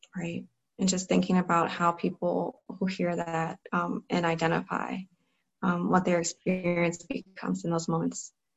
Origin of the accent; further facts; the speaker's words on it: Cleveland, Ohio, United States; I grew up in Cleveland, Ohio, so I was in the Cleveland public school system.